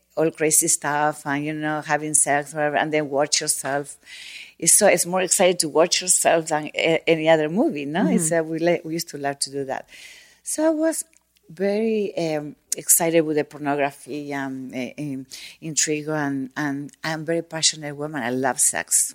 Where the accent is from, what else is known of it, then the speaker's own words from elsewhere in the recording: Buenos Aires, Argentina; moved away as an adult; also born or lived in Mexico; I'm from Buenos Aires